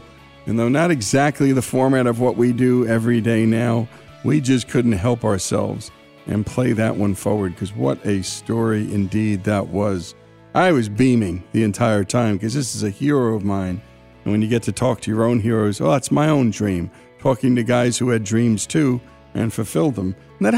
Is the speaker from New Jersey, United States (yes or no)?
yes; Teaneck, New Jersey, United States; Teaneck, New Jersey, and that's where I was born. I was born in Holy Name Hospital in Teaneck, New Jersey.